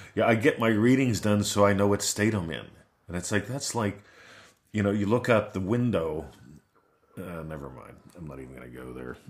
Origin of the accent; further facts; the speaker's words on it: Pittsburgh, Pennsylvania, United States; now in Australia; I grew up in Pittsburgh